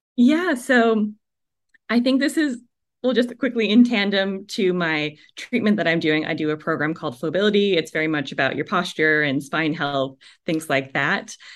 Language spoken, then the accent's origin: English; Canada; moved away; also born or lived in Vancouver, BC; I'm from Canada originally